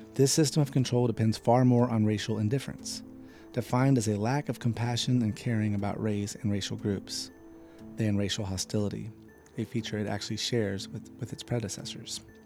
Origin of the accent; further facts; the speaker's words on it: North Carolina, United States; now in Florida, United States; my home state of North Carolina